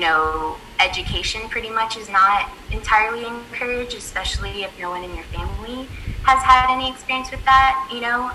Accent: San Antonio, Texas, United States; I grew up in San Antonio

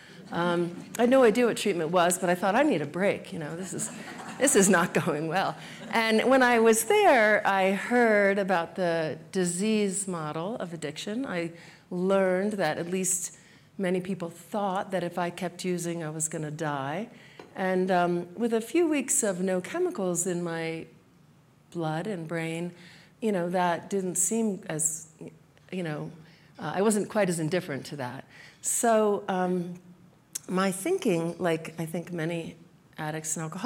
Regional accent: New Jersey, United States; moved away; also born or lived in South Florida; I grew up in New Jersey mostly

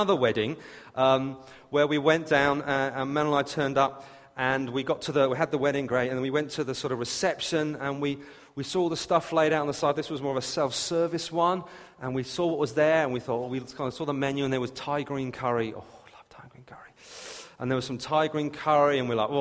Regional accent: England, United Kingdom; I'm so English

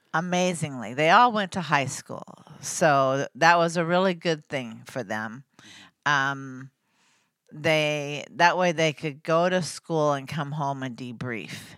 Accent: Oklahoma City, Oklahoma, United States; I grew up in Oklahoma City

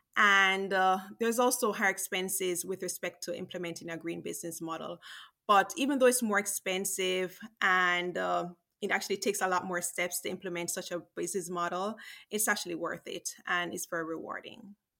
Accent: Jamaica; growing up in Jamaica

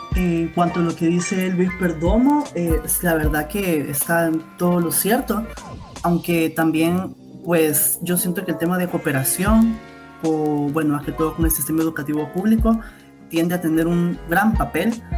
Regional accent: El Salvador; Somos cálidos como salvadoreños y salvadoreñas

